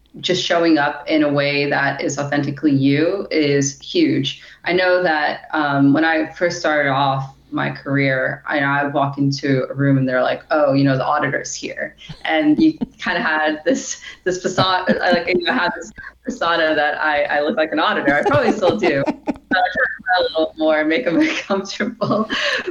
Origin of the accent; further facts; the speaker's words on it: New York, United States; I'm originally from New York